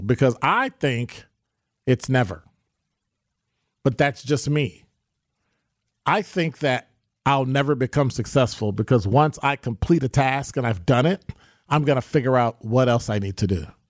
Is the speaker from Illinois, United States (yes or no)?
yes; Chicago, Illinois, United States; now in Milwaukee, United States; when I grew up in Chicago, you know, when I grew up in Chicago, I wanna live in Pill Hill